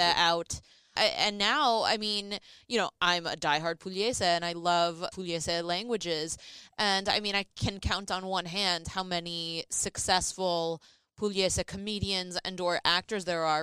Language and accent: English; New York City, New York, United States; accent: Brooklyn; moved away; also born or lived in New Jersey; my Brooklyn accent